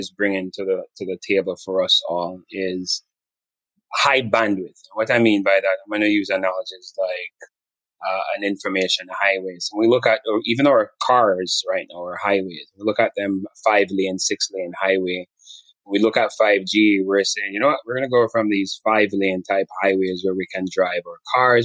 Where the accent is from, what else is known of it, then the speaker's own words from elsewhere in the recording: Montego Bay, Jamaica; moved away as an adult; now in United States; grew up in Jamaica, went to high school in Jamaica